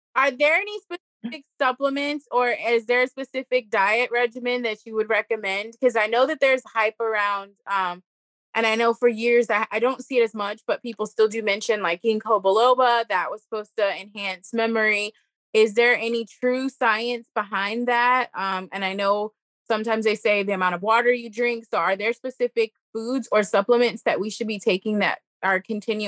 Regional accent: Louisiana, United States; coming from Louisiana

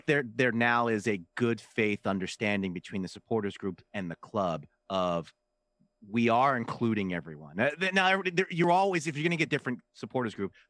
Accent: Philadelphia, Pennsylvania, United States; I'm from Philly.

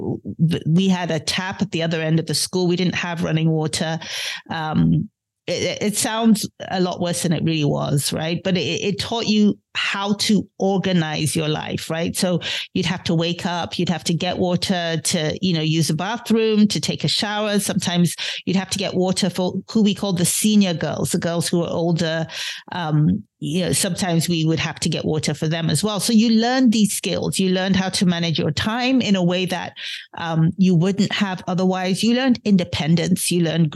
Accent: Nigeria; also born or lived in London, United Kingdom; now in Washington, D.C., United States; I was born in London, in the United Kingdom, many years ago. But, you know, it's interesting. I went back to Nigeria as a young, very young child. I was actually only a few weeks old as a baby. And I grew up in Nigeria

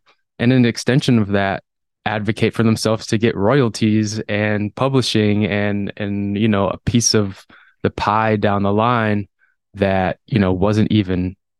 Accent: Madison, Wisconsin, United States; Growing up in Madison … is a musician in the Madison scene

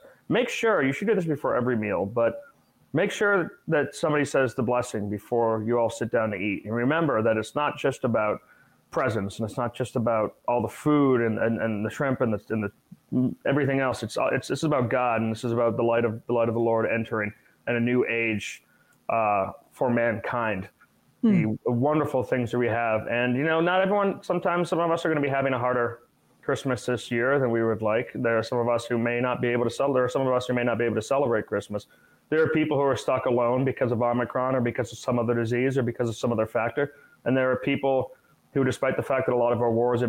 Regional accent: Massachusetts, United States; growing up in Massachusetts

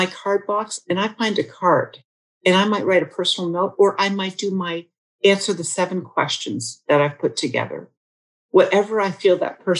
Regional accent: United States; now in Canada; a woman who actually happens to be an American as well as a Canadian. I married a Canadian man and I love being Canadian

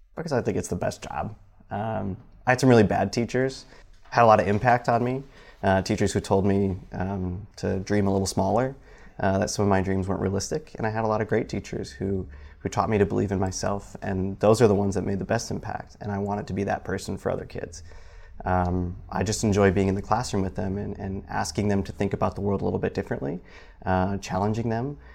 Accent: Michigan, United States; moved away as an adult; now in South Bend, United States; back home i-, in Michigan

